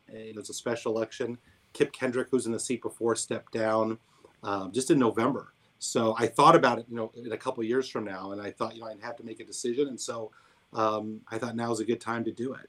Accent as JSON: {"language": "English", "town": "Columbia", "region": "Missouri", "country": "United States", "tie": "born or raised there", "also_born_or_lived": "New Orleans", "said": "my hometown called me back and, and came back here to Columbia"}